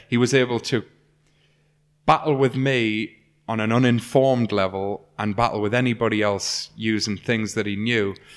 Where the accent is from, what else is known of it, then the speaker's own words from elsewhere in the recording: North East England, United Kingdom; When I was a kid, I grew up in Dean Review on a little estate that out the back of my house looks onto a woodland